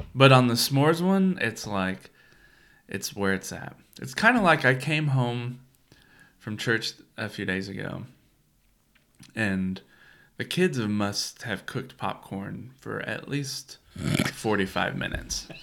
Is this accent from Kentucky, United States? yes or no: yes; Kentucky, United States; also born or lived in Florida; growing up in Kentucky